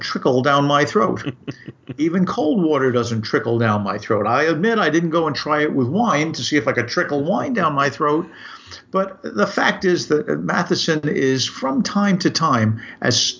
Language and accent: English; New York City, New York, United States; a kid growing up in Brooklyn